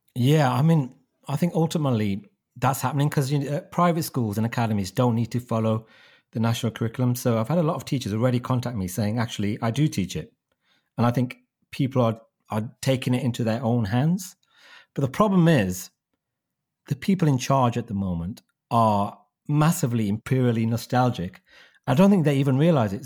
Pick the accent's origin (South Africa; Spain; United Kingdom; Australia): United Kingdom; Wolverhampton, West Midlands; my hometown of Wolverhampton